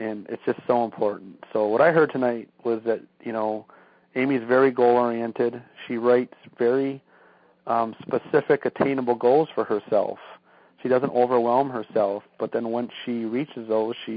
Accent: Michigan, United States; we're from Michigan, and it's cold, like 20, 30 degrees here in the winter

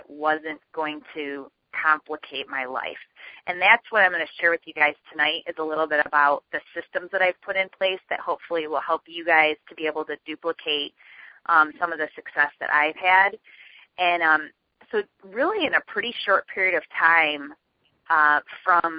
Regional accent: Michigan, United States; I actually live in Michigan. I'm born and raised in Michigan

